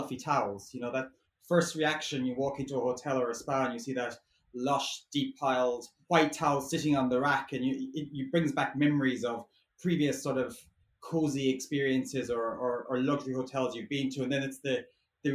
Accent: Ireland; now in London, United Kingdom; I'm an Irish designer based here in London

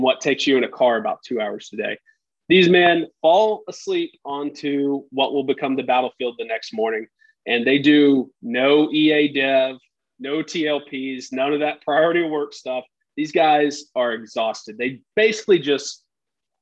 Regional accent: Texas, United States; I'm from Texas. You know, it's a thing. We're barely qualified to speak English here.

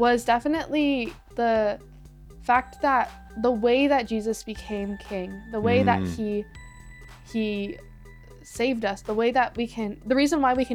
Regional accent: Fremont, California, United States; growing up in Fremont and going to Washington High School

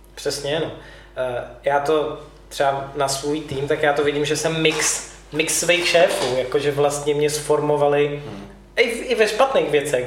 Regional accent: Prague, Czechia; jsem z Prahy

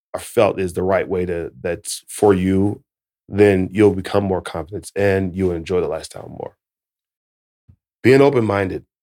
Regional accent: United States; I'm from America

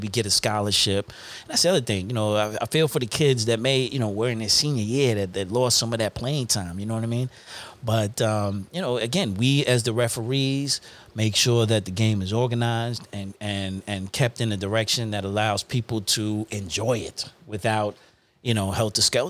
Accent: New York, United States; also born or lived in Uniondale / Hempstead; I'm from New York

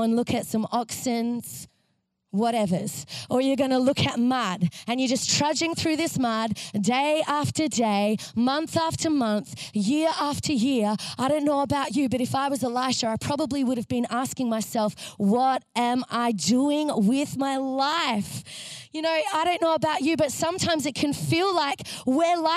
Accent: Bangkok, Thailand; now in Melbourne, Australia; I come from Bangkok

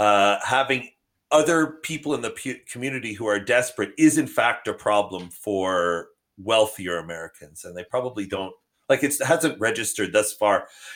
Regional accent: Canada; now in United States; You know, one thing about the United States, when I immigrated here from Canada, was I noticed that people did not see personal benefit in containing desperation of surrounding communities.

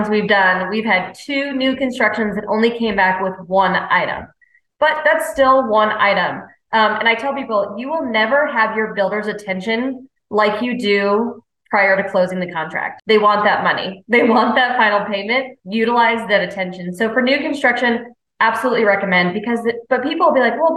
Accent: California, United States; also born or lived in North Carolina Smoky Mountains; now in North Carolina, United States; I'm from California

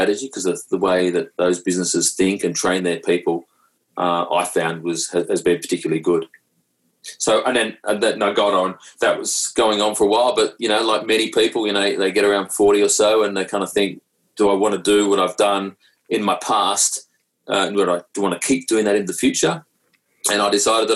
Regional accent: Sydney, New South Wales, Australia; moved away as an adult; now in Melbourne, Australia; I grew up in Sydney, a nice beachside suburb called Maroubra

